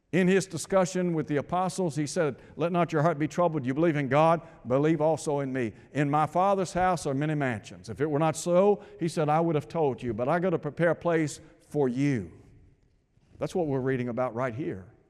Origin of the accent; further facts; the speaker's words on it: Chattanooga, Tennessee, United States; when I was a young fella growing up in Chattanooga